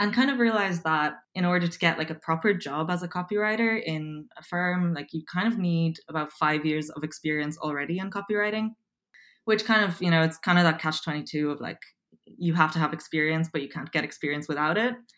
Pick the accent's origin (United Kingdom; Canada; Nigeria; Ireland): Ireland; Dublin, Leinster; accent: Irish; also born or lived in Poland; I'm originally from Poland. Um, I moved to Dublin, Ireland when I was seven